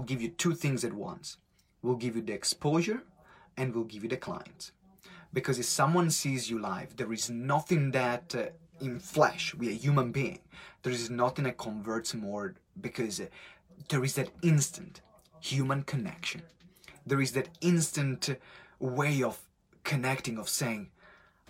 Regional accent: Italy; accent: strong Italian; English is a second language; moved away; my strong Italian accent

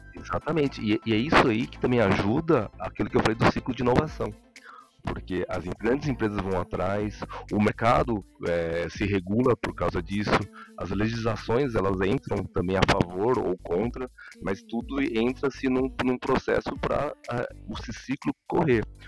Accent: Brazil; eu sou brasileiro

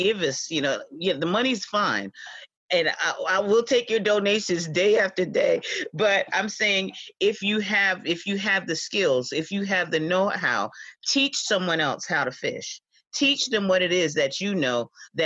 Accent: the Hamptons, New York, United States; I was born and raised out here in the Hamptons

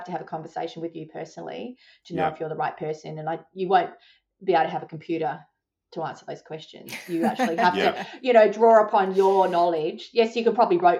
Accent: Adelaide, South Australia, Australia; moved away; I came from Adelaide

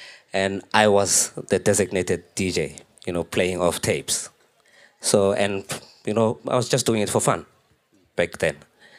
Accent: Pretoria, Gauteng, South Africa; I'm a Pretoria guy. You know, I come from Pretoria.

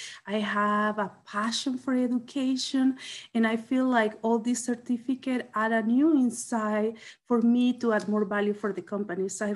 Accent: El Salvador; moved away as an adult; now in Washington, United States; I came from El Salvador with a background in economics

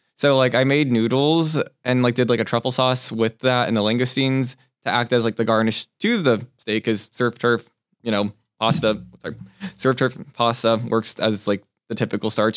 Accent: Torrance, California, United States; also born or lived in Taipei, Taiwan; So, I was born in Taipei, Taiwan, when, and then when I was one, we moved over to Torrance, California, where I spent a, probably, like, fifteen years of my life

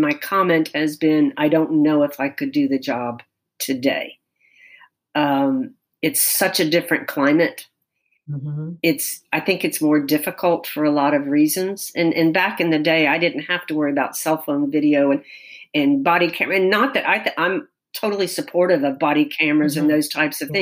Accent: Tallahassee, Florida, United States; here in my hometown.

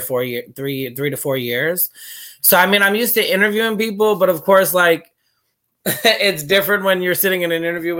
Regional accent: Port St. Lucie, Florida, United States; also born or lived in Brooklyn, New York; now in Vero Beach, United States; I always forget the exact age I moved down here, but it was in fourth grade

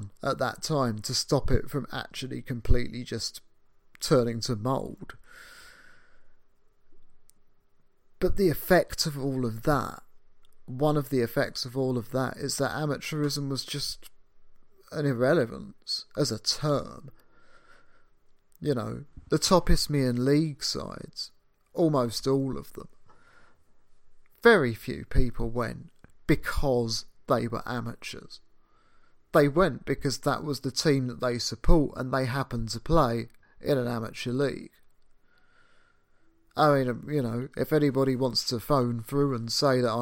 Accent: United Kingdom; that's just me being British

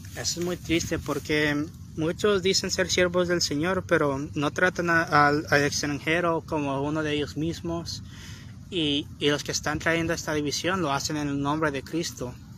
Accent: Long Beach, California, United States; yo nací en Long Beach, pero me considero mexicana

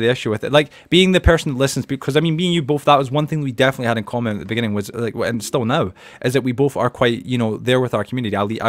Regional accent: Edinburgh, Scotland, United Kingdom; because I grew up in Edinburgh in Scotland, the capital, but depending with Glasgow. But at the end of the day, where I grew up, that's how everybody sounded

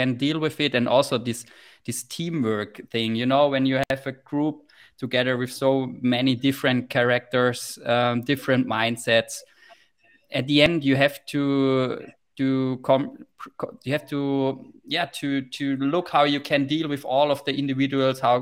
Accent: Heilbronn, Baden-Württemberg, Germany; in my hometown in Heilbronn, there's quite a good in my hometown is quite a good ice hockey club called Heilbronner Falken

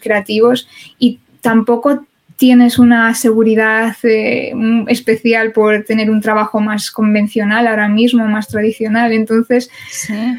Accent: Spain

